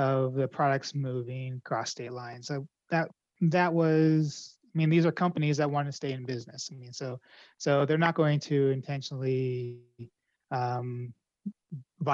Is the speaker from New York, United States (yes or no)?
no; Colorado, United States; my home state of Colorado